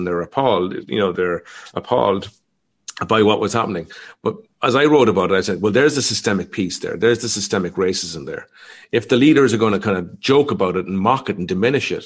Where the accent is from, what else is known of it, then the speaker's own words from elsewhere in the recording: Ireland; I grew up in Ireland